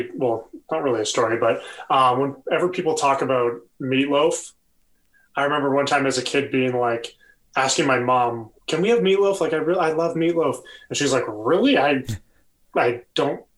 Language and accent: English; about an hour from Detroit, Ontario, Canada; moved away; I grew up about an hour from Detroit.